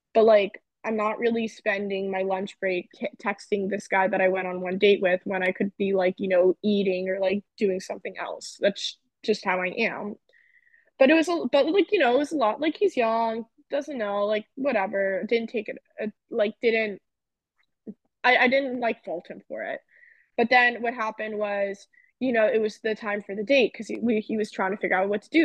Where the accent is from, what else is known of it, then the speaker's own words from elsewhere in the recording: New Jersey, United States; I grew up in New Jersey